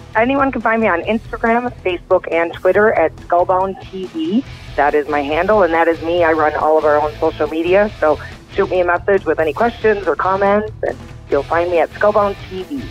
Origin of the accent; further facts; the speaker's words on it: Montana, United States; here in my home state of Montana, literally a half hour from my house